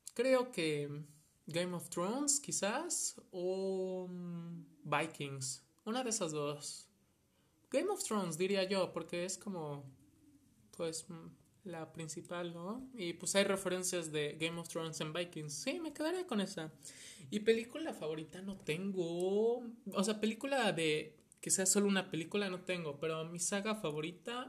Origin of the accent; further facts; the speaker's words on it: Mexico; soy de México